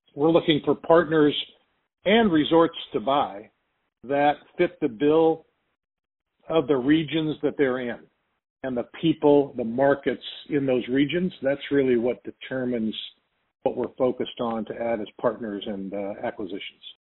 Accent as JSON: {"language": "English", "town": "Arcadia", "region": "California", "country": "United States", "tie": "born or raised there", "said": "I grew up in Arcadia, California, which is basically at the bottom of the mountain"}